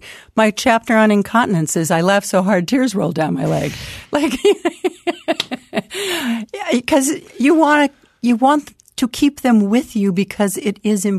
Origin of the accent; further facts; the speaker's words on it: Sacramento, California, United States; I'm from Sacramento, but I live